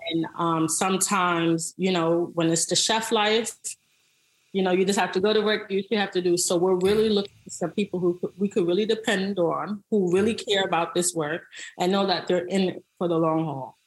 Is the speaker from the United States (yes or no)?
yes; New York City, New York, United States; I was from the Bronx, New York. Um, I grew up on food stamps